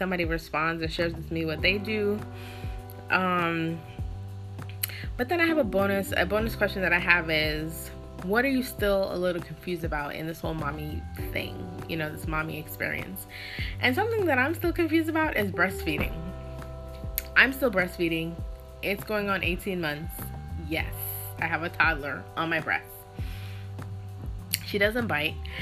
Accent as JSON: {"language": "English", "country": "Jamaica", "said": "as Jamaican people"}